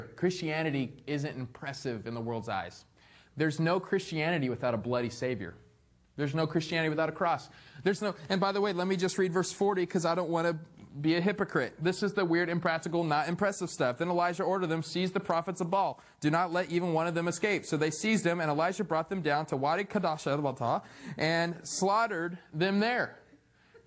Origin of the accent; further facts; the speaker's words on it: Arizona, United States; I'm from Arizona. I don't know what rain is.